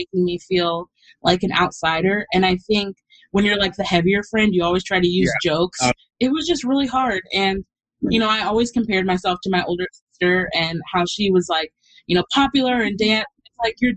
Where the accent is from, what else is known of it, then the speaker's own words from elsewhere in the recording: Texas, United States; moved away as an adult; also born or lived in New York; I'm from Texas. I moved to New York to go to college where I knew nobody